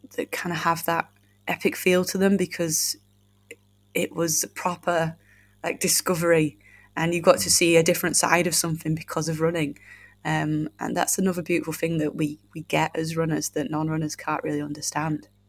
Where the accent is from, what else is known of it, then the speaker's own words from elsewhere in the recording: United Kingdom; as British folk